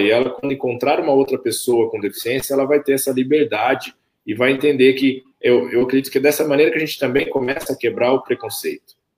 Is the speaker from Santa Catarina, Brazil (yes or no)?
no; Camanducaia, Minas Gerais, Brazil; also born or lived in Campinas; now in Bragança Paulista, Brazil; eu cresci ali em Camanducaia, desenvolvi ali